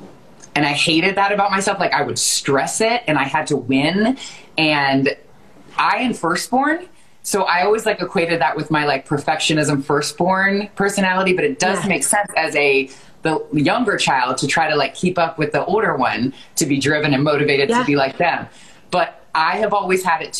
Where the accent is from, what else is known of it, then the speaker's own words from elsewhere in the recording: Westerville, Ohio, United States; you are from my hometown and we went to the same high school